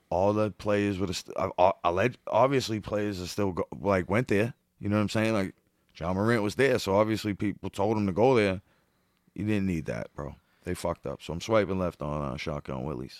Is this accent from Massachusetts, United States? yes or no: yes; Boston, Massachusetts, United States; I'm from the projects, I'm from where the parade begins.